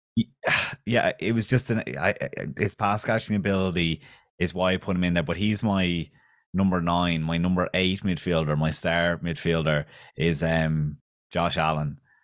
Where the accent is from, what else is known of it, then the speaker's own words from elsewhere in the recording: County Kildare, Ireland; Selwyn, where I'm from, is too Kildare for Dublin and too Dublin for Kildare. The accent is like, I'm from Kildare